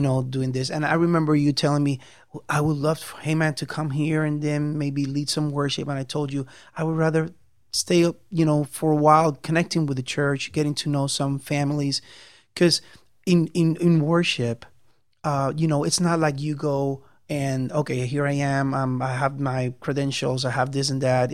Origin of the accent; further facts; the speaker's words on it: Puerto Rico; moved away as an adult; I'm from Puerto Rico. Um, came, I came to live here in 1999